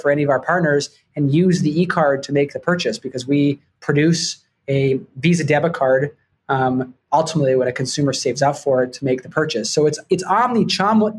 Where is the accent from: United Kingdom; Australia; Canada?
Canada; Vancouver, British Columbia; moved away as an adult; also born or lived in Toronto; now in New York, United States; I grew up in Vancouver, Canada